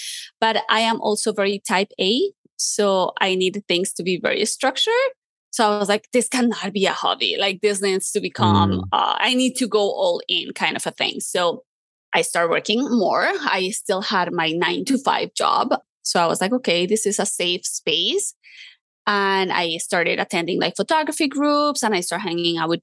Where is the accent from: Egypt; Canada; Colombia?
Colombia; moved away; I grew up in Colombia